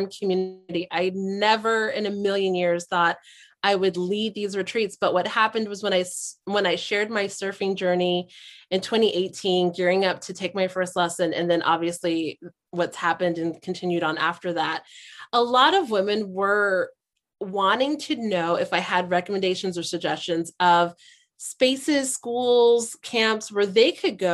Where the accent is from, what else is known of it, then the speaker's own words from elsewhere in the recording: Hawaii, United States; I'm from Hawaii